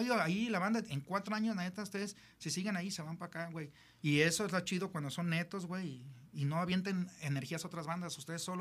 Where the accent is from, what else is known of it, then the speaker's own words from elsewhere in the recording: Mexico; pues somos mexicanos, güey.